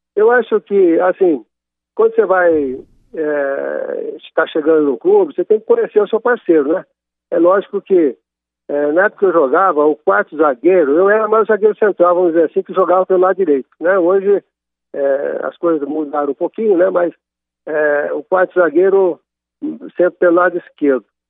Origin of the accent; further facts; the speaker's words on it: Monte Sião, Minas Gerais, Brazil; now in Águas de Lindóia, Brazil; eu sou de Monte Sião, bem na divisa do estado de Minas Gerais e São Paulo.